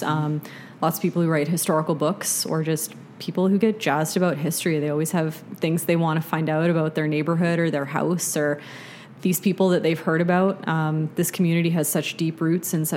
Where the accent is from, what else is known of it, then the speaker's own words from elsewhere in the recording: Kamloops, British Columbia, Canada; moved away as an adult; I'm born and raised in Kamloops, but I spent quite a few years working at different archives and museums across the country. I came back here about 5 years ago